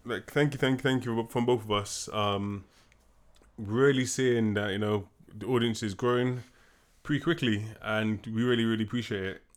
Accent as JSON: {"language": "English", "country": "United Kingdom", "said": "we're black, we're British"}